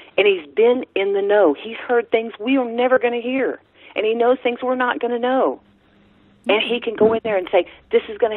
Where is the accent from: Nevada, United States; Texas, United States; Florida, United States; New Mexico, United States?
Texas, United States; also born or lived in New Orleans, Louisiana; I am from Texas, born in New Orleans, raised totally Texas